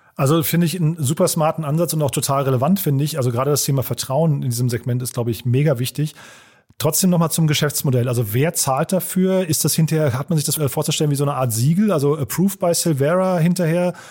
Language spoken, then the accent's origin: German; Hofheim, Germany; meine Heimatstadt nach Hofheim